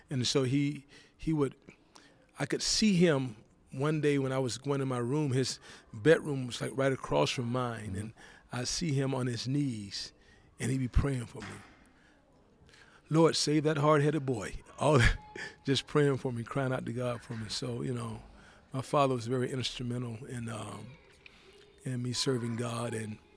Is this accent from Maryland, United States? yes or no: no; Georgia, United States; As a matter of fact, I went back home to Georgia. Okay. Went to my hometown.